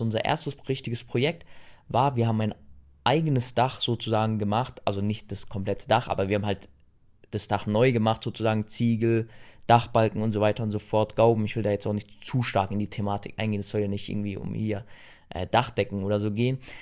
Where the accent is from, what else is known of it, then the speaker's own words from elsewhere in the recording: Germany; Wenn du aus Deutschland kamst